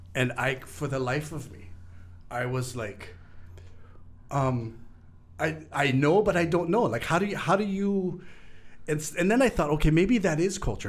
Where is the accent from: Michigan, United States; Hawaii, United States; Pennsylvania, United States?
Hawaii, United States; Lanai; being from Lanai at the time